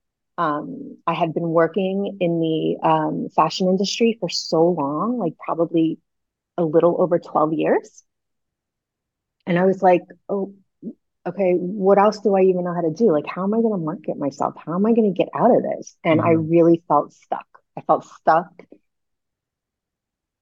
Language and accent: English; Long Island, New York, United States; also born or lived in Lyon, France; now in Los Angeles, United States; I was raised in the suburbs of New York. I was raised in Long Island